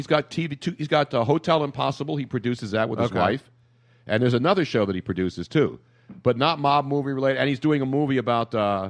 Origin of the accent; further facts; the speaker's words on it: New York, United States; James Russo was the only guy I haven't met locally because I was from New York.